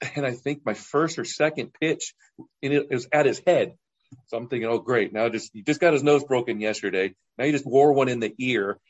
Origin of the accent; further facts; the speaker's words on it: Orange County, California, United States; I'm from Orange County